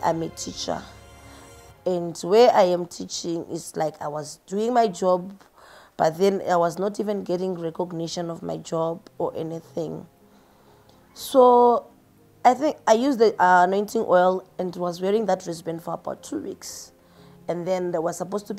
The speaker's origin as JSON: {"language": "English", "country": "Zimbabwe", "moved": "yes", "lives_now": "Pretoria, South Africa", "said": "Originally, I'm from Zimbabwe, but I'm working here in Pretoria, South Africa"}